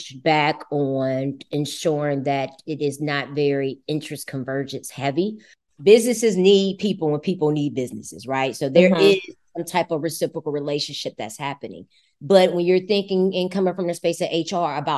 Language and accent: English; United States; I'm American